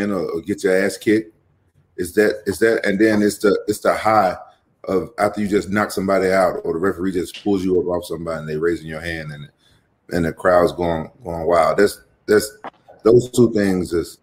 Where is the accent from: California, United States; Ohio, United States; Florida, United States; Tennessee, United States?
Tennessee, United States; Memphis; my hometown, Memphis